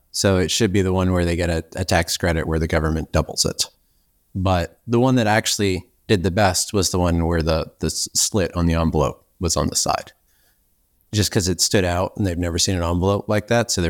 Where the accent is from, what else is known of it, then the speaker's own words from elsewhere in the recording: Ireland; I'm Irish